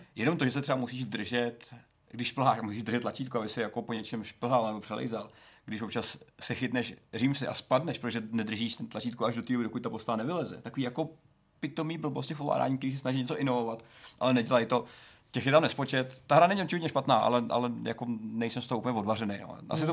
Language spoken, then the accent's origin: Czech; northern Bohemia, Czechia; now in Prague, Czech Republic; v severních Čechách teďka posledních pět dní, takže jsem ah. moc nezažil. Byl jsem se podívat zpátky v domovině